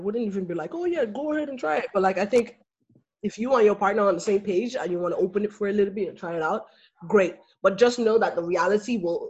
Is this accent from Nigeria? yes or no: yes; Nigeria; as a Nigerian girl